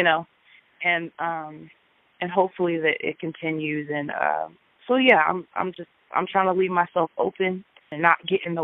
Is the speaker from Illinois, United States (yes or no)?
yes; Peoria, Illinois, United States; from Peoria, Illinois